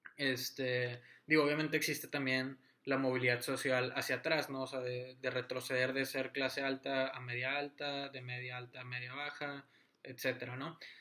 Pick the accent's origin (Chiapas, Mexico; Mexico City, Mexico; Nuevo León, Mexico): Nuevo León, Mexico; Monterrey; yo soy de, de Monterrey